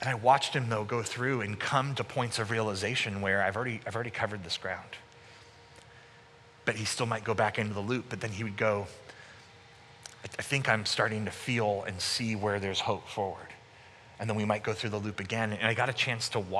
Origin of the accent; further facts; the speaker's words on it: Sacramento, California, United States; moved away as an adult; also born or lived in Canada; I moved back in 2002 from Canada back to Sacramento, and I was working at my home church